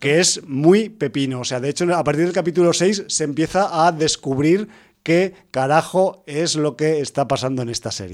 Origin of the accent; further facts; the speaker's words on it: Aragon, Spain; soy de Aragón